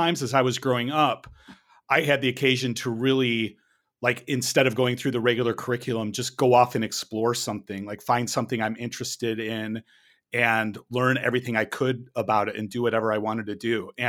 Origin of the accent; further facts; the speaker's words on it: United States; my experiences growing up in the American elementary, secondary school system